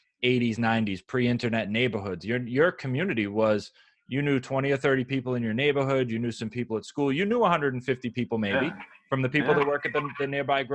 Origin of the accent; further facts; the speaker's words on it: United States; I'm an American hostage. I was born here